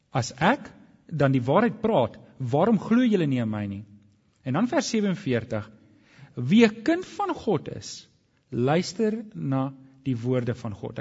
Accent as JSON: {"language": "Afrikaans", "country": "South Africa"}